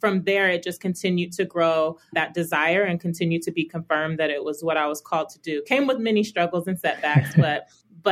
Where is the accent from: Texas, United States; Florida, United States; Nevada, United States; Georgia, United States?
Nevada, United States; Las Vegas; also born or lived in Chicago, Illinois / Illinois / California; I say I'm from Vegas, but I was actually born in Chicago. We moved to Las Vegas when I was 8